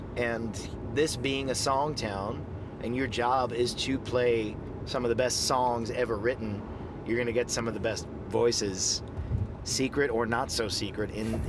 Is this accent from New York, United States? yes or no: yes; Long Island, New York, United States; moved away as an adult; now in Nashville, United States; I grew up on Long Island in New York, and … was from two towns over.